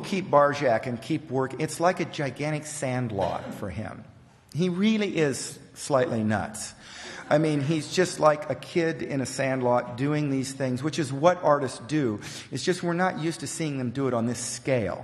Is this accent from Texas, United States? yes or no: yes; Texas, United States; I'm from Texas